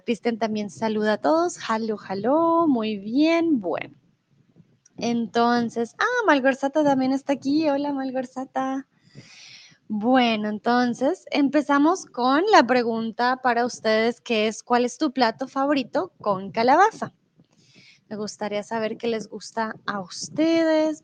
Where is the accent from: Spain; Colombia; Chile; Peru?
Colombia; also born or lived in Mexico; now in Germany; comúnmente vivo en Alemania, soy de Colombia